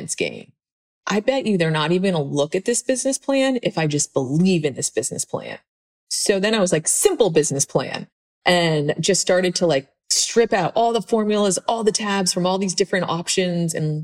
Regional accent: Pennsylvania, United States; moved away; I was this girl from Pennsylvania

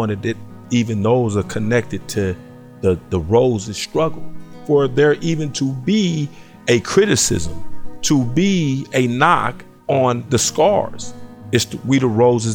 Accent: Long Beach, California, United States; also born or lived in Los Angeles, California; now in San Francisco, United States; Single parent, Long Beach, California, on the east side.

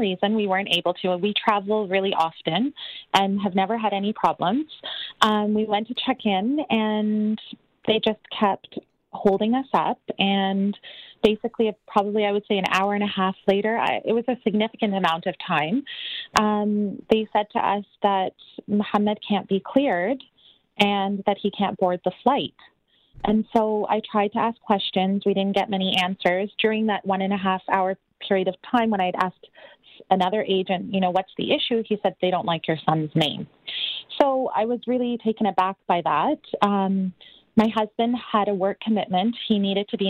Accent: Canada; I'm Canadian born. My son is Canadian born. I'm in Canada.

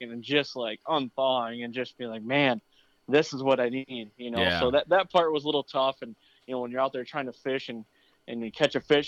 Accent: near Mount Pleasant, Central Michigan, United States; I grew up in Central Michigan. Right around the Wademan area, to be exact. I'm about 10 minutes west of Mount Pleasant

